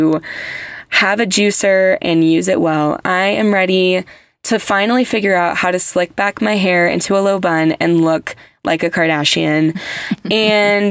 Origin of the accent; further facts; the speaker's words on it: United States; I'm American